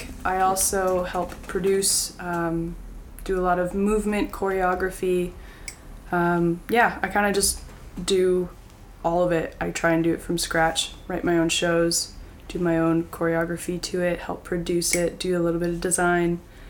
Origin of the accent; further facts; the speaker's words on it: Winnipeg, Manitoba, Canada; Well, I am from Winnipeg. Jared and I went to high school together, and I'm a theater artist living in West Broadway right now.